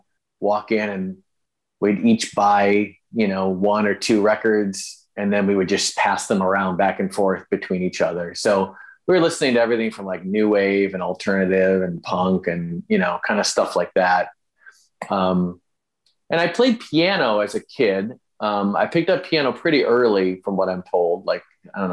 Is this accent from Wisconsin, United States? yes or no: yes; Madison, Wisconsin, United States; moved away as an adult; also born or lived in Chicago, Illinois / Milwaukee, Wisconsin; now in Los Angeles, United States; I spent my whole life, grew up in the same house in Madison, went to elementary school and then high school in Madison